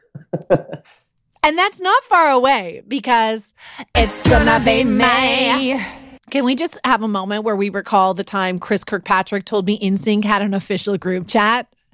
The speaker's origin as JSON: {"language": "English", "town": "Vancouver", "region": "British Columbia", "country": "Canada", "tie": "born or raised there", "also_born_or_lived": "Los Angeles / Toronto", "moved": "yes", "said": "stopped in my hometown of Vancouver for a couple of days to see my mom and my best friends from high school"}